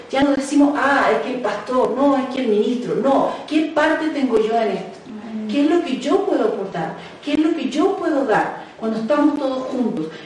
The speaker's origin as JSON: {"language": "Spanish", "country": "Chile", "moved": "yes", "said": "nosotros no sé cómo le dirán acá, pero en Chile le decimos el curita"}